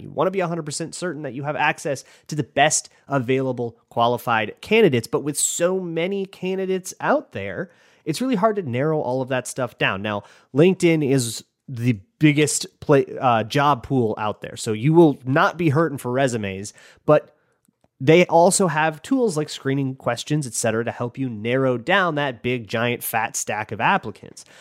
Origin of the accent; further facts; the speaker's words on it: Minnesota, United States; now in Los Angeles, United States; I grew up in Minnesota and then I moved to Los Angeles